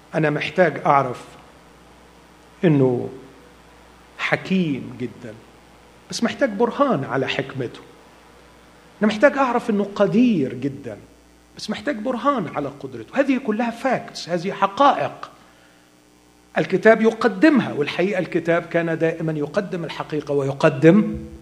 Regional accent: Egypt; عندنا في مصر

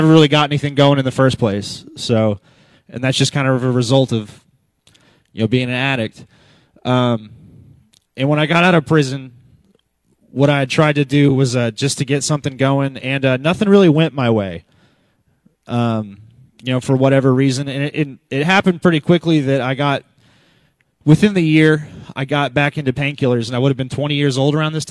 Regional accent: Moore, Oklahoma, United States; I grew up here in Moore, and I actually grew up coming here all my life

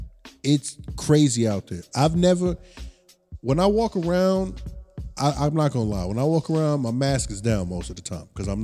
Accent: New York, United States; I was like, I'm from New York.

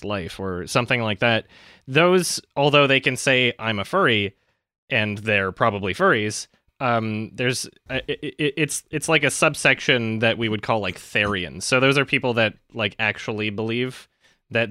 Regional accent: Canada; now in Los Angeles, United States; I'm from Canada

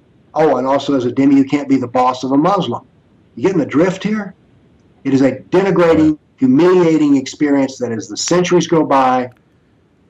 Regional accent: Nashville, Tennessee, United States; I come from the Nashville, Tennessee is called the buckle on the Bible belt.

